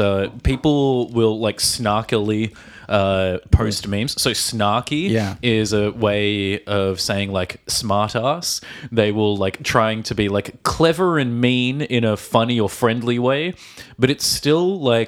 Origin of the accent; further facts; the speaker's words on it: Australia; from Australia.